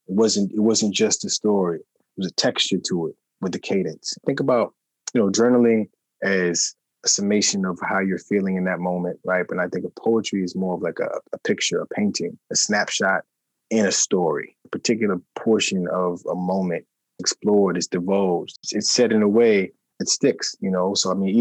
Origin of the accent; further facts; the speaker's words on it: New York City, New York, United States; I'm from Queens, New York, originally